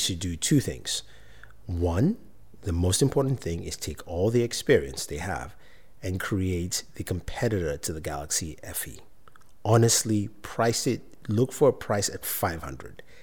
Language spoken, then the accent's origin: English; Nigeria; moved away; I'm originally from Nigeria.